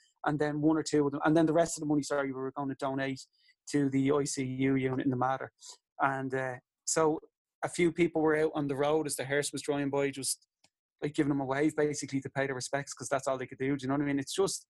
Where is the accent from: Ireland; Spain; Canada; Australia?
Ireland; Dublin, Leinster; I'm over the south side at the minute, and he's back where I grew up in Drumcondra